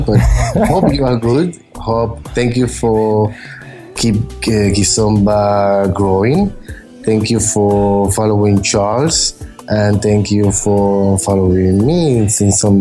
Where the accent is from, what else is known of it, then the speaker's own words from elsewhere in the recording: Panama; moved away as an adult; now in Spain; I was born in Panama. Some of you are from Panama. I live in Spain, but I grew up in Panama. I was there till I moved here to Spain when I was 21.